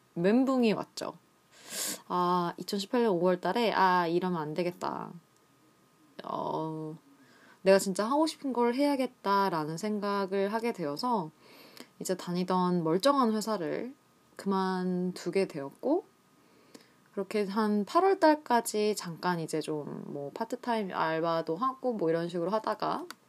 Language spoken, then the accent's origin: Korean; Seoul, South Korea; moved away as an adult; 저는 한국 서울에서 태어나고 자랐습니다.